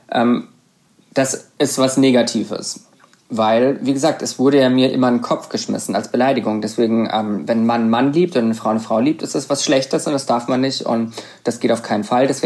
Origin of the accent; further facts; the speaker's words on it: Karlsruhe, Baden-Württemberg, Germany; also born or lived in Bruchsal; Nein, ich komme aus Karlsruhe Ka sogar. Direkt aus Karlsruhe.